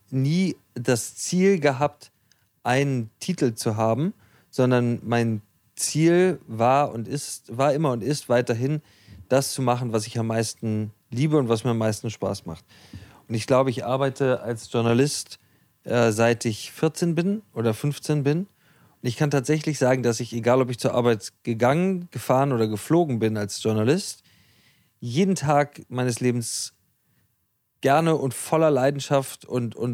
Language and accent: German; Hamburg, Germany; Wir als Hamburger